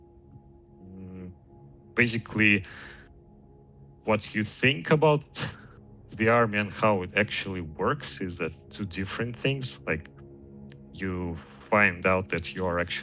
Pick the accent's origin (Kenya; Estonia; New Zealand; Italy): Estonia; I was born in Estonia, but not in Tallinn. Grew up in a small city